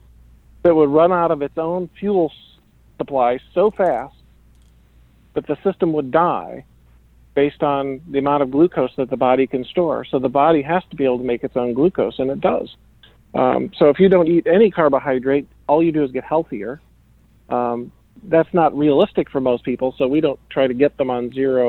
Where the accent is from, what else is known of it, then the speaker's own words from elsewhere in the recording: Iowa, United States; I was raised in Iowa, right? That's the corn state.